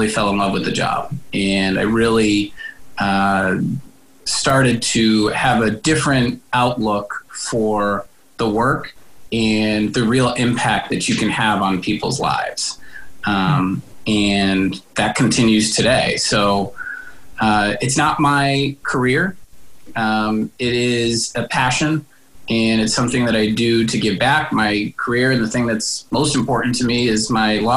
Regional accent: Springfield, Massachusetts, United States; also born or lived in Providence; I grew up in Springfield, went to school here through high school, and then Providence College

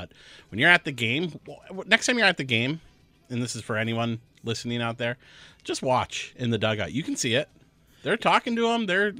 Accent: Whitefish Bay, Wisconsin, United States; My dad, he's from where I grew up in Whitefish Bay.

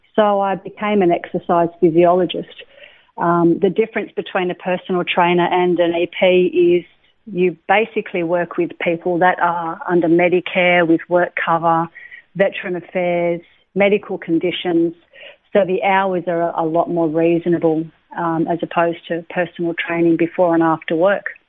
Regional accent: Lennox Head, New South Wales, Australia; also born or lived in Sydney; I was born in Sydney um, a fair while ago. Mm-hmm. Um, I was I lived in Sydney until I was seven. My mum and dad separated when I was seven, and then I moved up to Lennox Head with my mother and my stepfather

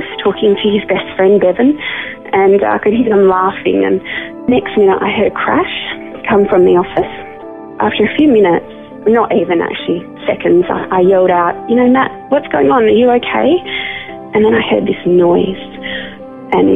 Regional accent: Albany, Western Australia, Australia; I was born in Albany.

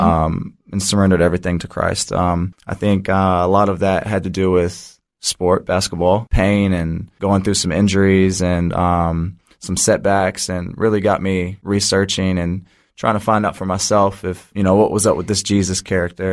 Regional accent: Jeffersonville, Indiana, United States; moved away as an adult; now in Australia; I'm from Jeffersonville, Indiana. Been in Australia since two thousand fifteen, playing professionally.

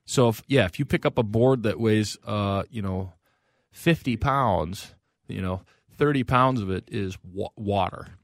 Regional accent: North Branch, Minnesota, United States; I grew up as a kid in North Branch

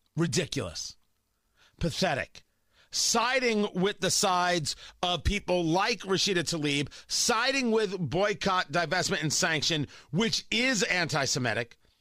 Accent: United States; I'm an American. I, the, uh, America is my country

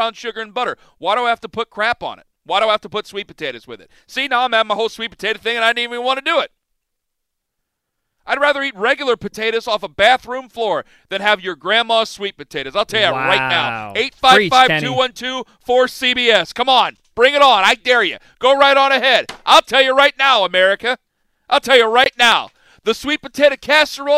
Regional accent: Big Ten area, Midwest, United States; I'm from the Big Ten area.

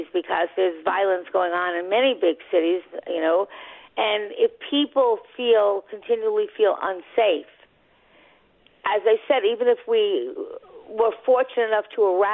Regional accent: Long Island, New York, United States; now in New York City, United States; I live in the city, but I'm from Long Island

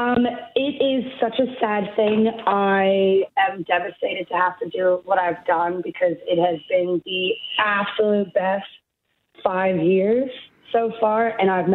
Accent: New Jersey, United States; now in Australia; I'm a New Jerseyan

